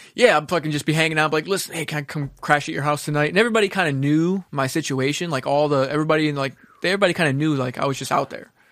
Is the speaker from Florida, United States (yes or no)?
yes; Kendall, Florida, United States; also born or lived in Mount Clemens, Michigan / Homestead, Florida; once we moved to Kendall, that's when I was, like, started becoming, like, into my teen years